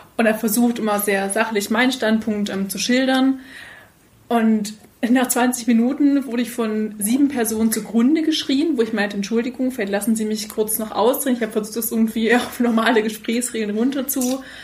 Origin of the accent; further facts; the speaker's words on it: Upper Lusatia, Saxony, Germany; ich komme aus der Oberlausitz